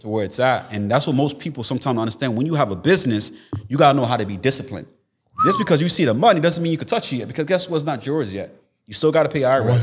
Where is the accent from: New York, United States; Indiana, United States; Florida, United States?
Florida, United States; Tampa; I'm actually here from Florida, Tampa, Florida